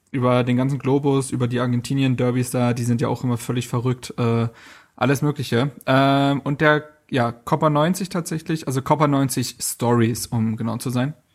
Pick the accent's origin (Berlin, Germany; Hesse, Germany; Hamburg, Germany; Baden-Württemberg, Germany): Berlin, Germany; ich habe mich als Berliner auch sehr verstanden gefühlt.